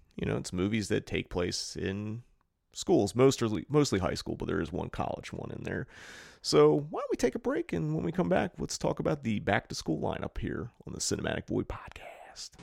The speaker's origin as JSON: {"language": "English", "region": "East Coast", "country": "United States", "moved": "yes", "lives_now": "California, United States", "said": "we're from the East Coast"}